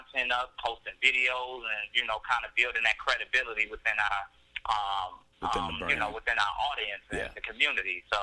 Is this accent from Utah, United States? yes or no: no; Mississippi, United States; also born or lived in Wisconsin; now in Chicago, United States; We were born in Chicago. We grew up in Mississippi, and ironically, we moved from Chicago because my grandmother didn't want anything bad to happen, but ironically, we moved back into the same neighborhood that we were born